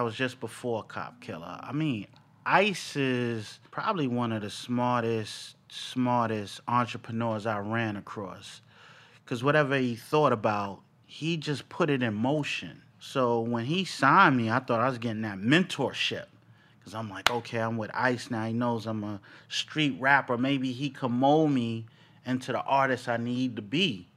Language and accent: English; New York City, New York, United States; I was born in Bronx, New York.